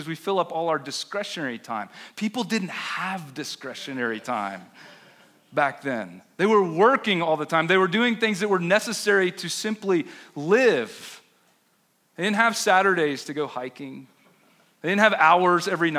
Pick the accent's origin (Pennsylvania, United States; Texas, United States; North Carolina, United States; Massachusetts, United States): North Carolina, United States; Chapel Hill; now in Denver, United States; I grew up in Chapel Hill